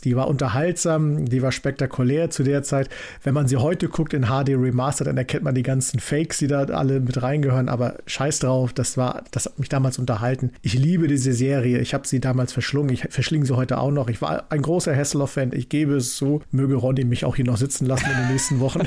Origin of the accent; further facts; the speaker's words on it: East Germany, Germany; ich bin ja ein Kind der DDR